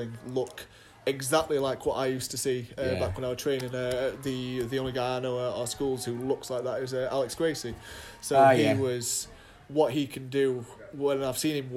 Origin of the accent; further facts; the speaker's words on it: Doncaster, Yorkshire and the Humber, United Kingdom; also born or lived in Loughborough; I first started out at a place in Doncaster, my hometown